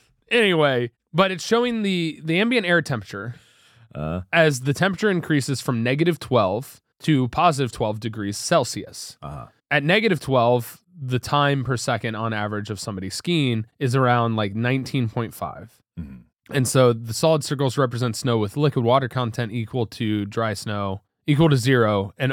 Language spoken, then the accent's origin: English; Ohio, United States; moved away; I'm from Ohio. It's colder there.